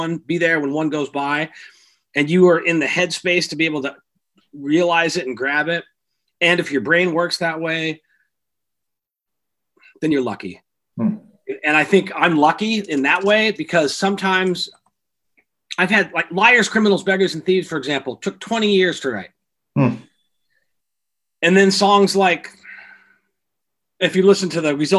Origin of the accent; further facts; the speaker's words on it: the Northwest, Pacific Northwest, United States; also born or lived in California; I grew up here in the Northwest